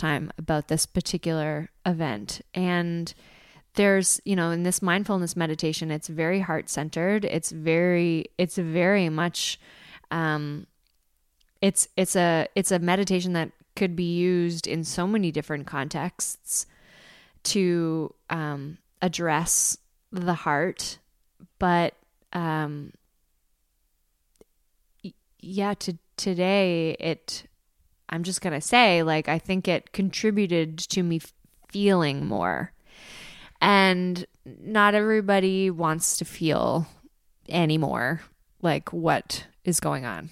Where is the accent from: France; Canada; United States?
Canada; Prince Edward Island; I'm from Prince Edward Island. I'm in Prince Edward Island, or I'm on Prince Edward Island right now